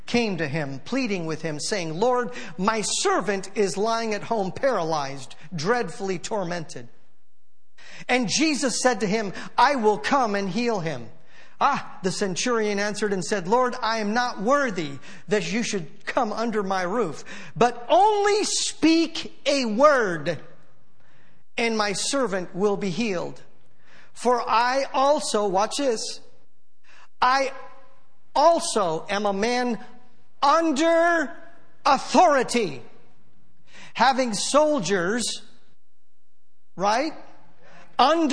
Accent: United States; also born or lived in San Francisco; I'm an American

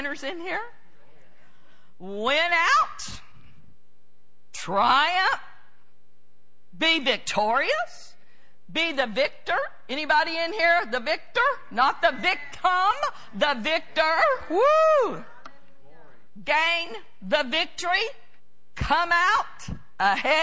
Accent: United States; I'm an American

